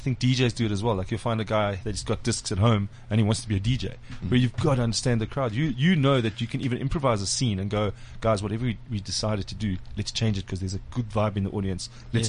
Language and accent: English; Springs, Gauteng, South Africa; And, I'm from Springs.